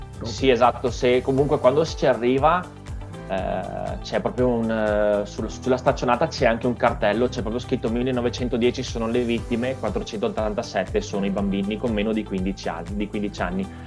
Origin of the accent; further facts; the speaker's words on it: Caorle, Veneto, Italy; now in San Donà di Piave, Italy; sono originario di Caorle, sulla costa, eh, sulla costa adriatica, ma abito a Sandona di Piave